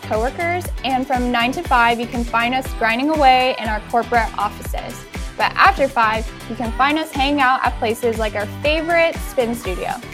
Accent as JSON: {"language": "English", "region": "Southern California", "country": "United States", "tie": "born or raised there", "said": "we're from Southern California where we've grown up and lived our whole lives"}